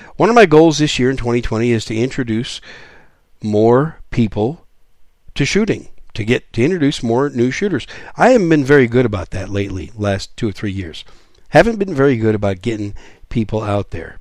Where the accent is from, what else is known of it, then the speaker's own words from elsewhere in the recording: Wisconsin, United States; also born or lived in New York City; I was born in New York City. I was raised in Wisconsin.